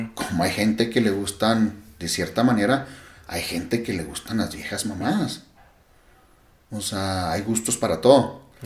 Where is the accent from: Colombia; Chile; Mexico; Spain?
Mexico; yo como buen mexicano